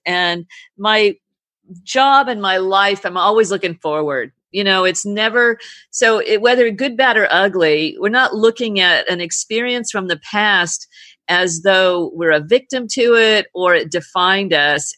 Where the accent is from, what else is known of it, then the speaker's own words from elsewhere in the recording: California, United States; moved away as an adult; now in British Virgin Islands; I come from California